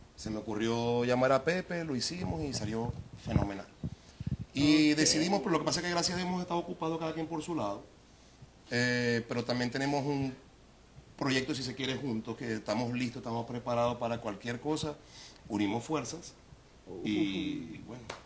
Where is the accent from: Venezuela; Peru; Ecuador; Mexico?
Venezuela; moved away; Yo me siento muy, muy, muy venezolano